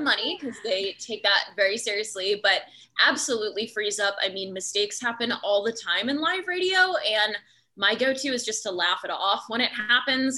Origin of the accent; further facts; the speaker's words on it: Kennebunkport, Maine, United States; now in Charlottesville, United States; I'm actually originally from Maine, from a small vacation area called Kennebunkport.